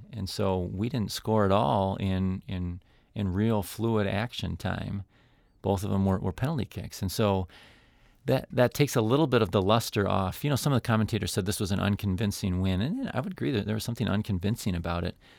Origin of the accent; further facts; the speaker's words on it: United States; I'm an American